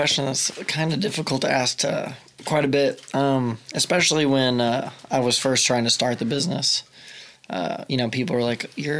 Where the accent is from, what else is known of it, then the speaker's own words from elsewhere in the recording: Tuttle, Oklahoma, United States; also born or lived in Mustang, Oklahoma; I moved to Tuttle. I lived in Mustang till fourth grade, which is just across the river. And I moved to Tuttle when I was in fifth grade.